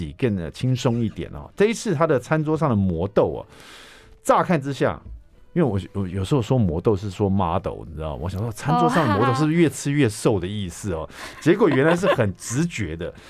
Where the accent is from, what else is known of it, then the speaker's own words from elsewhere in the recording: Taiwan; 所以说，我们我们台湾人也很喜欢吃日本料理